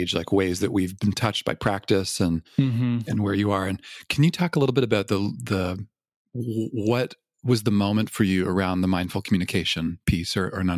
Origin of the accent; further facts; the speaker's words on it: Canada; being Canadian